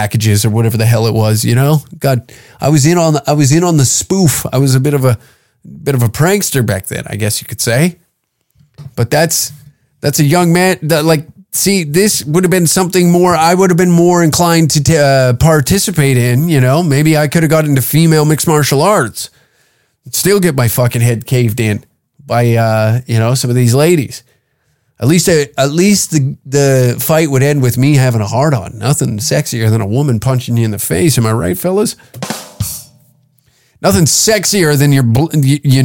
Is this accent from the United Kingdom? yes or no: no; small town near Lethbridge, Alberta, Canada; every person from my hometown